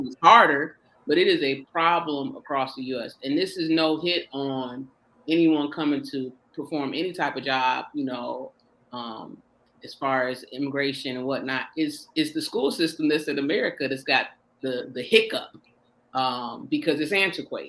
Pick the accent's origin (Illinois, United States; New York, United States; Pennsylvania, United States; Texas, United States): Illinois, United States; Joliet; born and raised in Joliet, Illinois, right outside of Chicago